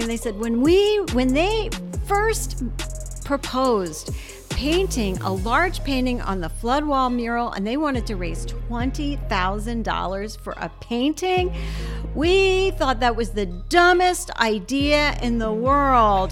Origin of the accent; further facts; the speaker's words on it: New Orleans, Louisiana, United States; moved away; I grew up in New Orleans